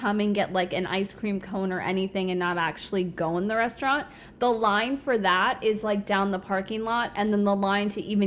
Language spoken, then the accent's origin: English; Fort Lauderdale area, South Florida, United States; also born or lived in Bronx, New York; I moved to South Florida when I was 5 and did all my schooling down there